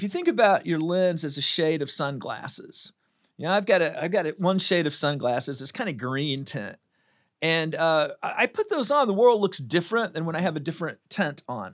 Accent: United States; I'm an American

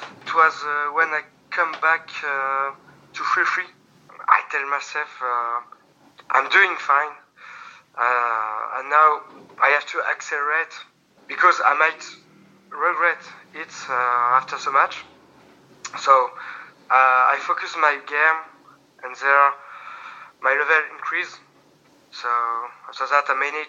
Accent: France; accent: French; English is a second language; my French accent

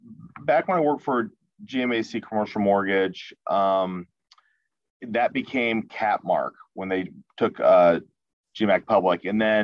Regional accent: Kansas City, Missouri, United States; born and raised here, just like I said, born and raised here in Kansas City

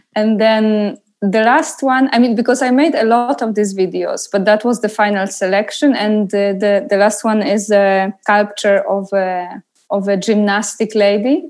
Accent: Poznan, Greater Poland, Poland; moved away; I came to Poznan, to my hometown

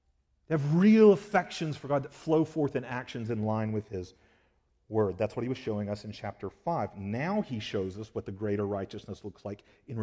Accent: Georgia, United States; I've shared with y'all before that I grew up in South Georgia, and in this specific area I grew up in, almost every kid that I knew that lived around me had a four-wheeler.

